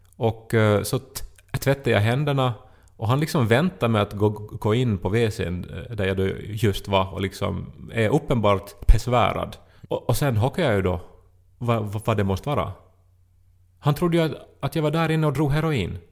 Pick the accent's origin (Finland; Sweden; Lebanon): Finland; Esse, Ostrobothnia; Esse kyrka är ju en symbol för Esse och liksom helt klart förstås det vackraste som vi har i, i det här min hemby